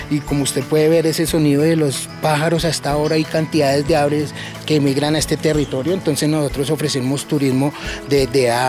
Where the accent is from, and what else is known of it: Colombia